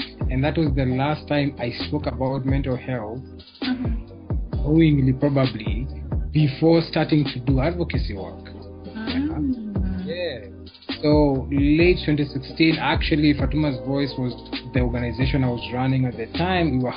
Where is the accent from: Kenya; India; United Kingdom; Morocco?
Kenya; Nairobi; I am born and raised in Nairobi, Kenya, the best place on earth